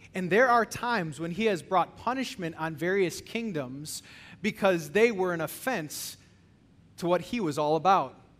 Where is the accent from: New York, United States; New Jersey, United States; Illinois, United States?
Illinois, United States; I'm from Illinois